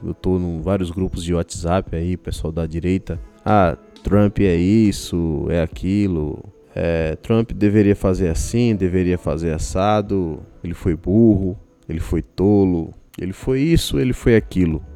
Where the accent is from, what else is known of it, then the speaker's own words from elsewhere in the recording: Brazil; sou brasileiro também